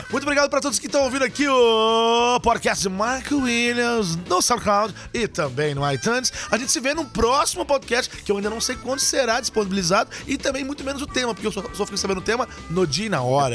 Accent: Machado, Minas Gerais, Brazil; eu sou de Machado, Minas Gerais

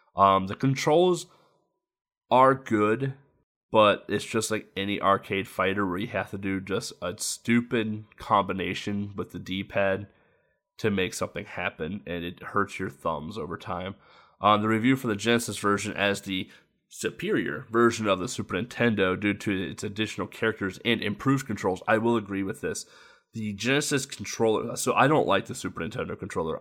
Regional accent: United States; as an American

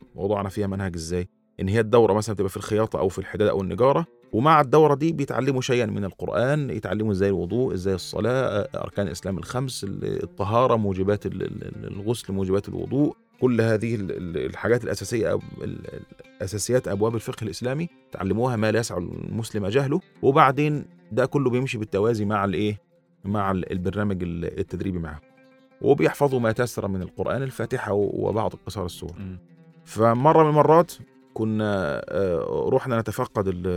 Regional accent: Upper Egypt, Egypt; also born or lived in Rwanda; عندنا في الصعيد

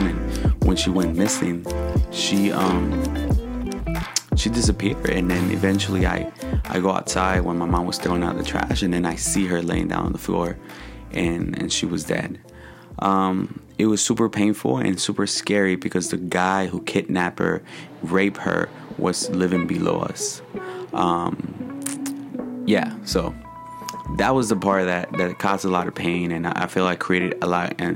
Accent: Michoacán, Mexico; also born or lived in Uruapan, Michoacán, Mexico / Lázaro Cárdenas, Michoacán / Apatzingán, Michoacán / Morelia, Michoacán; now in United States; my childhood growing up in Michoacán

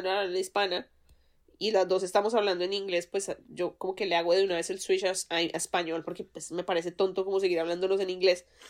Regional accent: Colombia; now in United States; digo, pues que de Colombia, obviamente, porque el acento pues me traiciona

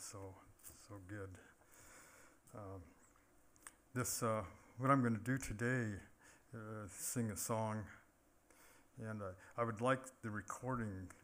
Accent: Confederated Salish and Kootenai Tribes, Montana, United States; I'm from the Confederated Salish and Kootenai tribes

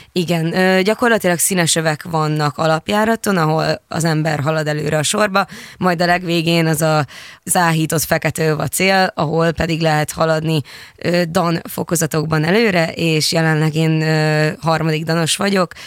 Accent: Hungary; kettő magyarként

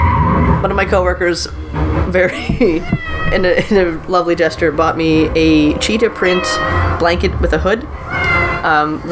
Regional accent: Nova Scotia, Canada; moved away; I'm from Nova Scotia

